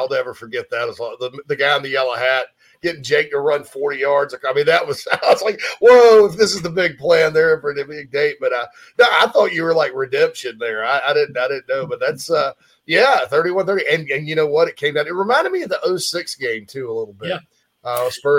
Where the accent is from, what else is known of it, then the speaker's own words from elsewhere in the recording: Spartanburg, South Carolina, United States; moved away; about 5 miles from where I grew up in Spartanburg County